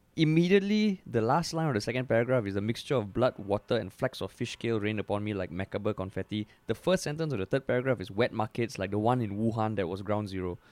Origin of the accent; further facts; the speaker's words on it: Singapore; we're Singaporean, you're Singaporean